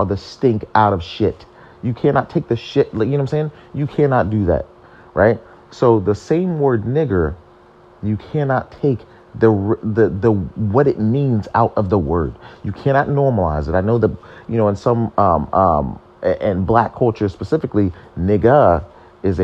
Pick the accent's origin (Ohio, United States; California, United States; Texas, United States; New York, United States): Ohio, United States; I am born and raised in America, in Ohio